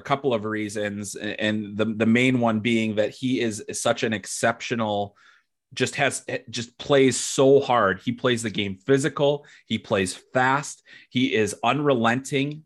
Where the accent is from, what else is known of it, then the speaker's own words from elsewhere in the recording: Chicago, Illinois, United States; I'm from Chicago, you know, I grew up a Blackhawks fan